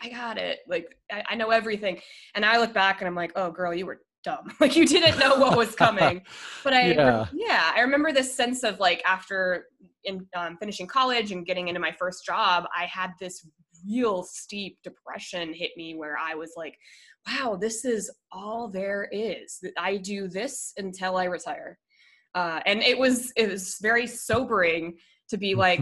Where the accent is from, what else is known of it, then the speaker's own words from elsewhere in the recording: Colorado, United States; moved away as an adult; also born or lived in Minnesota, United States / Denver, United States; now in San Diego, United States; I moved to Colorado when I was 10 for my dad's job. And then I went to college in Colorado, moved to Denver after college